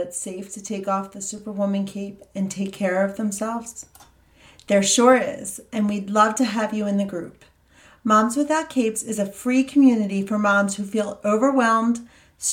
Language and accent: English; Montana, United States; me from Montana